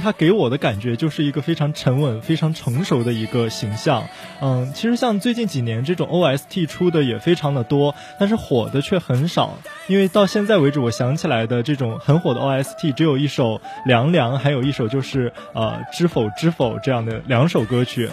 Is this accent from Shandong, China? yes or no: yes; Qingdao, Shandong, China; 我们的家乡，就是青岛即墨